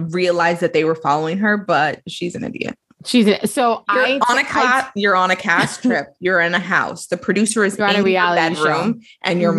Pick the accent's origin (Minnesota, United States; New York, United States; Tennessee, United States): New York, United States; Brooklyn; I grew up in Brooklyn, so I can say then.